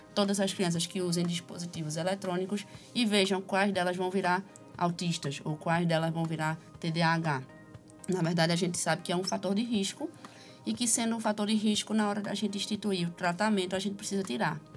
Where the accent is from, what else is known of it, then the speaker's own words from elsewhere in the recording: Recife, Pernambuco, Brazil; sou recifense